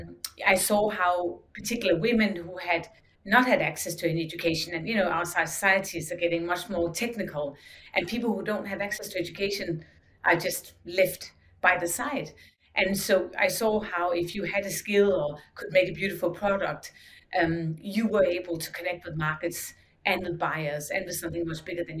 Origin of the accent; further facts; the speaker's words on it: Denmark; growing up in Denmark, we had the designs we had for decades